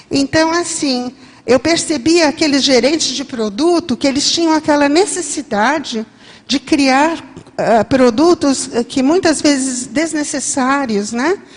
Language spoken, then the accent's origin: Portuguese; São Bento do Sapucaí, São Paulo, Brazil; E eu vim de São Bento do Sapucaí, de São Paulo.